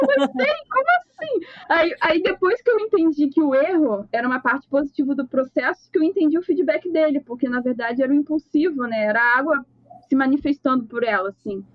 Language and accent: Portuguese; Rio de Janeiro, Brazil; Eu sou do Rio de Janeiro, sou designer